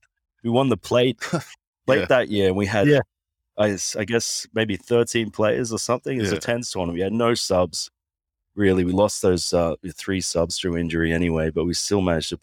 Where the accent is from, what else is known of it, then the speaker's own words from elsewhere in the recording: Sunshine Coast, Queensland, Australia; Yes, my mother's Samoan, so half Samoan, half Aussie. I grew up on the Sunshine Coast, just outside of Brisbane in Queensland.